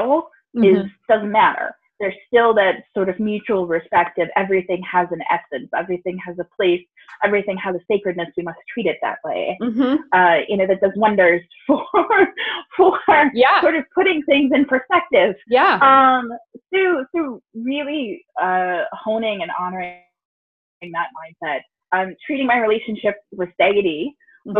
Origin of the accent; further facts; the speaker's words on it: Deep South, United States; white lesbian parents in the early 90s in the Deep South